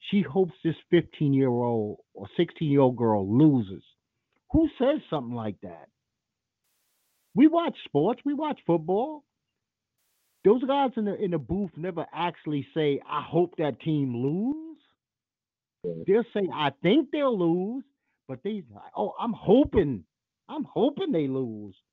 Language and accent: English; Trinidad & Tobago; No, I'm not from Jamaica. My wife's Australian out in a second. I'm from Trinidad, dumbass.